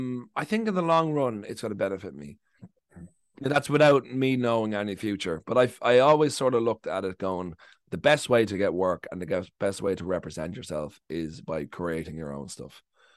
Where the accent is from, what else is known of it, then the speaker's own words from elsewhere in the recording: Ireland; now in United Kingdom; we come over here, we kind of grow up in a similar culture, and we're white and we're English speaking, and that we just sort of, and we're just like, oh, we're Ireland, and we kind of join forces.